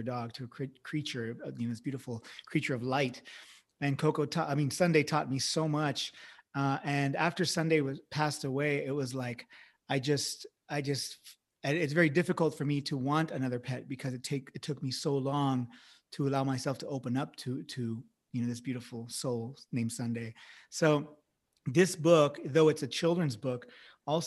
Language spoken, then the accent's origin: English; Central California, United States; when I was a young boy growing up in the Central California area